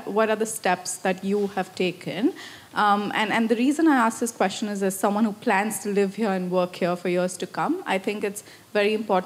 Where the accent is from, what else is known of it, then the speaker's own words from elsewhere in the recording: India; moved away as an adult; also born or lived in France / United Kingdom; now in Australia; I'm Indian, so in India previously